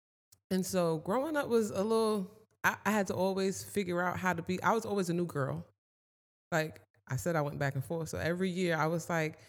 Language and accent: English; New Jersey, United States; But growing up in Jersey was cool. Like, when I say I love Jersey, I'm a Jersey girl to the core of me.